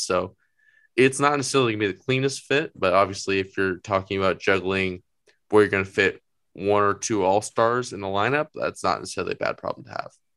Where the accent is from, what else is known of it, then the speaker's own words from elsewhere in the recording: Phoenix, Arizona, United States; growing up in Phoenix